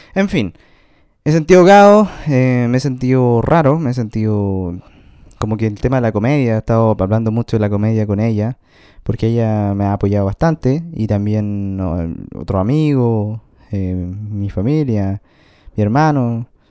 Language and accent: Spanish; Chile